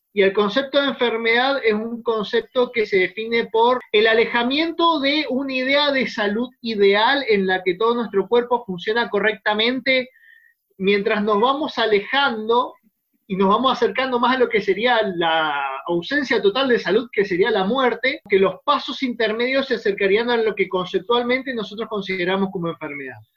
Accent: Mendoza, Argentina; nosotros que somos de Mendoza

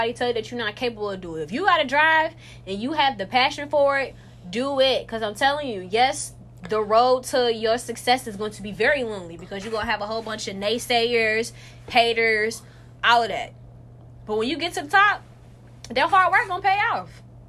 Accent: Arkansas, United States; Where are you from? I'm from Arkansas.

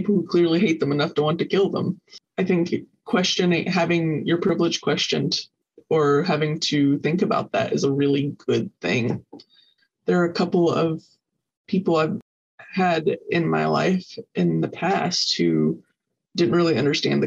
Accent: the South, United States; moved away as an adult; also born or lived in Arizona; growing up in the South in particular, I grew up in a pretty well-off family

